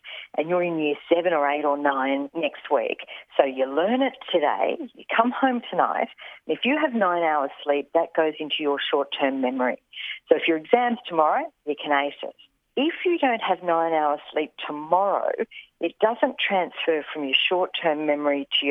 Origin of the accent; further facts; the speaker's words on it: Roma, Queensland, Australia; also born or lived in Dalby; Growing up in Roma and Dolby, there wasn't rowing or tennis or hockey